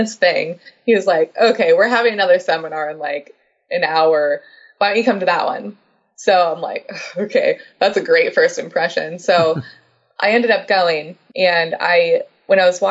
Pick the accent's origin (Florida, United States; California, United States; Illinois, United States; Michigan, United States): California, United States; Los Angeles; Told him LA.